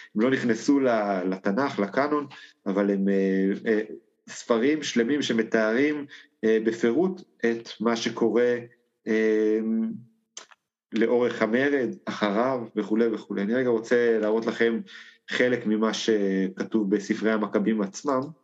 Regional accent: Israel; אני מגיע מקיבוץ אה, גש

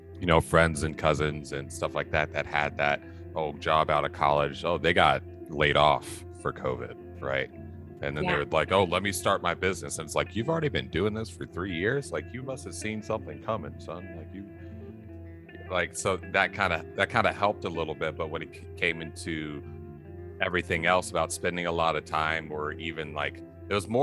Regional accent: United States; we're both from the United States, within American culture

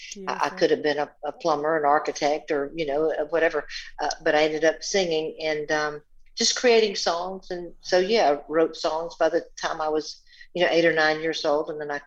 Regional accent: the South, United States; Making up little songs and being exposed to music most of my life in small Southern Baptist churches growing up in the South.

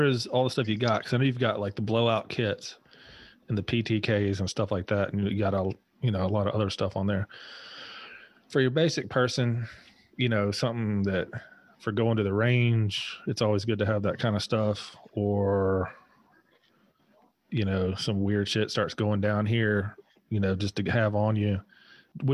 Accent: Appalachia, United States; moved away; also born or lived in Charleston; Yeah, because I'm originally from Appalachia.

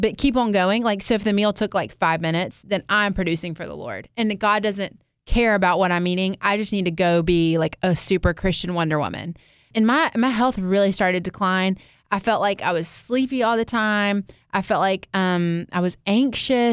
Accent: the South, United States; growing up in the South

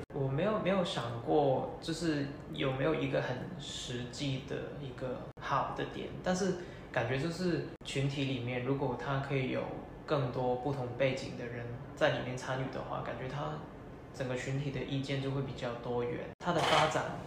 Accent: Hong Kong; first language Cantonese; Chinese is a second language; moved away as an adult; now in Taiwan; 我是来自香港的学生，现在在福大那边念资管，资管所的硕二

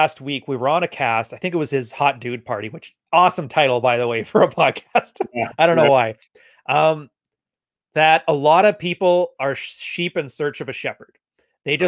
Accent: Alberta, Canada; I'm technically from Alberta originally, which is our Alabama

